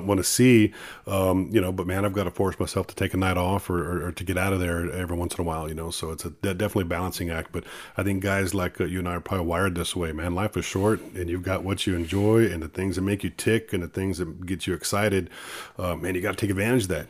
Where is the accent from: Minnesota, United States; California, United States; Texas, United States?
Texas, United States; Sandia; also born or lived in Corpus Christi, Texas; born in Corpus, but I grew up on a dairy farm in Sandia, Texas, uh, right outside of Cal Allen.